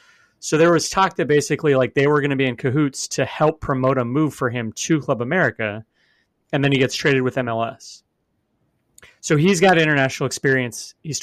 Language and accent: English; Oregon, United States; I'm from the West Coast. People pronounce my state Oregon, even though there's no A.